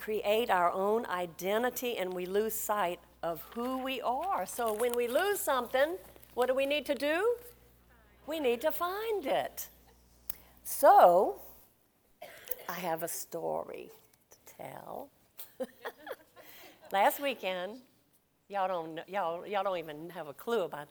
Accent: Louisiana, United States; we're from Louisiana.

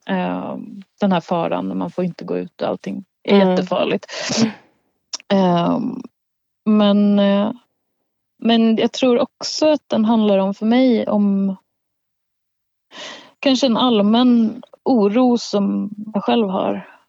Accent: Gotland, Sweden; sen så handlar det också om min uppväxt på Gotland så det är någon slags blandning.

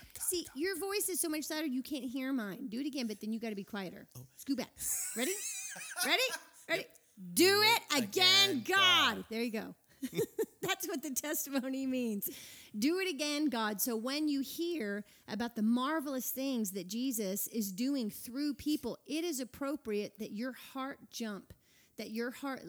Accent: Midland, Texas, United States; now in Atlanta, United States; This Midland girl

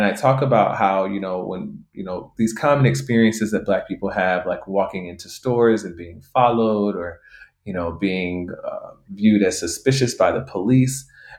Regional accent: United States; growing up in the United States.

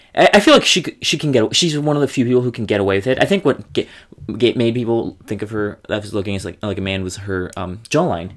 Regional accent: Minnesota, United States; as a Minnesotan queen, I love everything that has to do with the North

